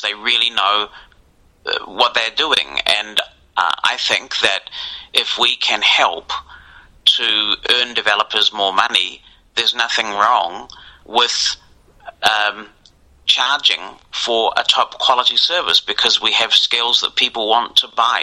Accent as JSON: {"language": "English", "country": "New Zealand", "tie": "born or raised there", "said": "I grew up in New Zealand, a long way from where a lot of the stuff was happening"}